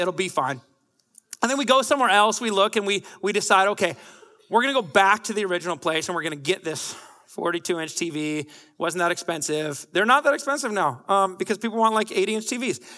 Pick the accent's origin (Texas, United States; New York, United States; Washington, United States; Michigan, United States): Washington, United States; Bellingham; I'm from Bellingham, Washington